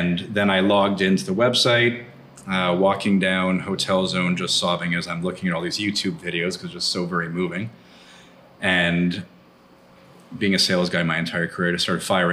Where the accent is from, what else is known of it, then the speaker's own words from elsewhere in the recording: Montreal, Quebec, Canada; moved away as an adult; also born or lived in Vancouver; now in Cabo San Lucas, Mexico; I'm originally from Montreal, then lived in Vancouver before coming here to Cabo